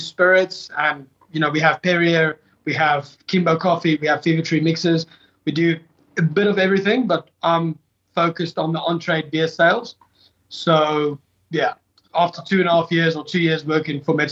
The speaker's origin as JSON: {"language": "English", "town": "Pretoria", "region": "Gauteng", "country": "South Africa", "tie": "born or raised there", "also_born_or_lived": "Johannesburg / Stellenbosch / South Korea", "moved": "as an adult", "lives_now": "Hong Kong", "said": "I was born in Johannesburg, raised in Pretoria, and then studied in Stellenbosch"}